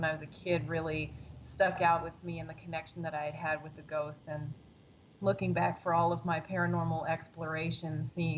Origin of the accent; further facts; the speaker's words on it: Pennsylvania, United States; now in Chicago, United States; And then I was desperate to sort of get out of my hometown, get out of Pennsylvania as well, and sort of move on to a new place in Chicago.